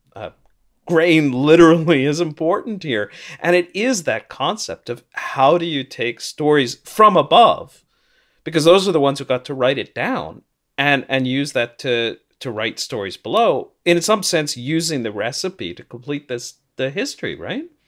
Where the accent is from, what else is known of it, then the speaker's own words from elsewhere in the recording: St. Louis, Missouri, United States; now in Toronto, Canada; I grew up in St. Louis, though I'm in Toronto now